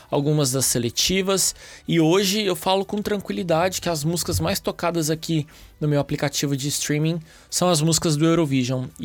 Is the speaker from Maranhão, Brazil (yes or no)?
no; Uberlândia, Minas Gerais, Brazil; also born or lived in São Paulo; now in Porto, Portugal; eu tenho 31 anos, eu sou de Uberlândia, Minas, morei muitos anos em São Paulo e agora eu tô aqui no Porto, em Portugal